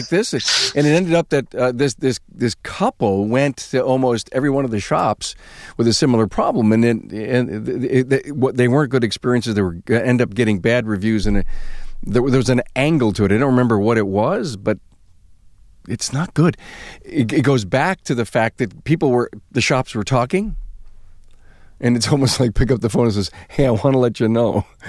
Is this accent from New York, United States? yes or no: yes; Buffalo, New York, United States; I'm from Buffalo